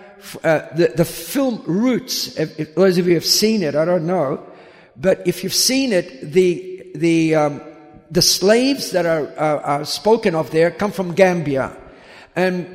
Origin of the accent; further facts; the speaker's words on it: Australia; moved away; also born or lived in United States; I grew up in Australia